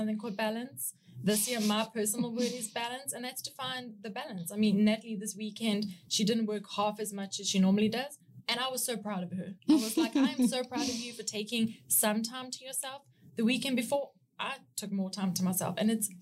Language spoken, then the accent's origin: English; South Africa; accent: South African; moved away as an adult; I'm from South Africa